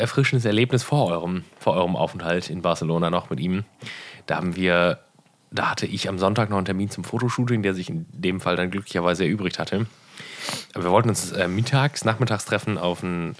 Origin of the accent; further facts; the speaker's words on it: Erkrath, North Rhine-Westphalia, Germany; in Hochdahl, wo ich aufgewachsen bin